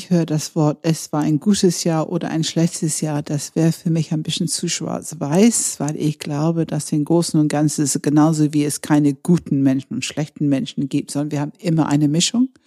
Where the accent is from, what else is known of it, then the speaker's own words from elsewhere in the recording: Scotland, United Kingdom; Ich komme ja nun aus Schottland und äh, damals war es wirklich so, dass diese Neujahrsfest wichtiger war als Weihnachten, als ich Kind war.